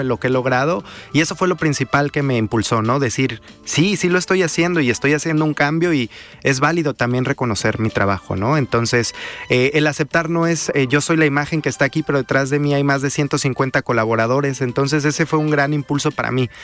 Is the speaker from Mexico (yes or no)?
yes; Mexico; nosotros somos juzgados como mexicanos